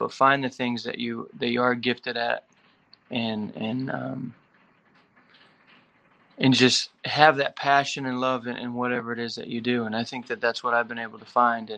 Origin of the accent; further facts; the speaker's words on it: Perry, Michigan, United States; I grew up in Michigan, a little town called Perry between Lansing and Flint